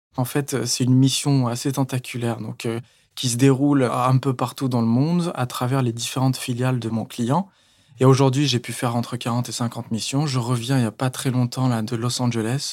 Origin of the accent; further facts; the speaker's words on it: Paris, Île-de-France, France; je viens de Paris